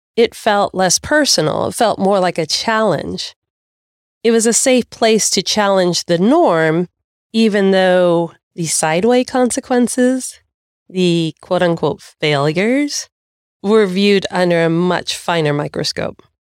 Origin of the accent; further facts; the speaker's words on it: United States; I can do this as an American